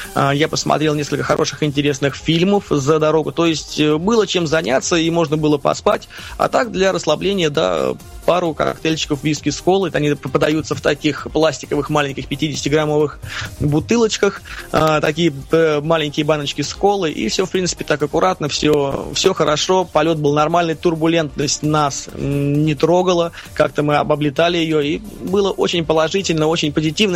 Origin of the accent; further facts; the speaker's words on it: Russia; Я из России